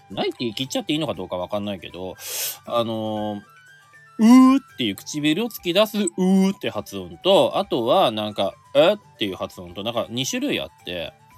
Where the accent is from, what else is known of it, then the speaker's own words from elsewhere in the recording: Aomori, Japan; 僕ね青森出身で